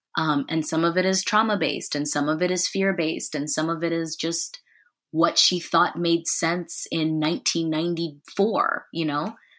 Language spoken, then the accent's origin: English; Columbia, Missouri, United States; I grew up in Columbia, Missouri, so not super far away from where I'm living now.